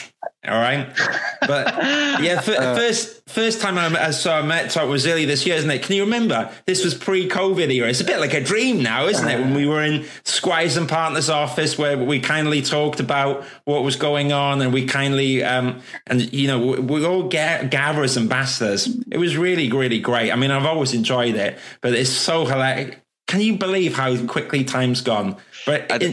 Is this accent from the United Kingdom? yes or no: yes; Wales, United Kingdom; accent: Welsh; My Welsh accent's coming out